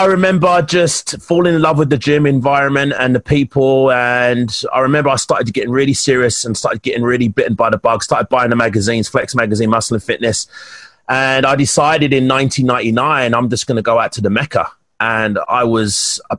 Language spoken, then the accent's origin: English; London, United Kingdom; moved away as an adult; also born or lived in Alberta, Canada; now in Canada; I'm from Hackney, East London. I was born and bred there, and then I moved out to South East London